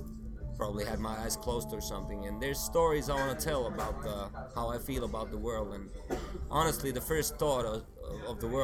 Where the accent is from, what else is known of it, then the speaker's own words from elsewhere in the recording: Helsinki, Uusimaa, Finland; first language Swedish; English is a second language; I'm from here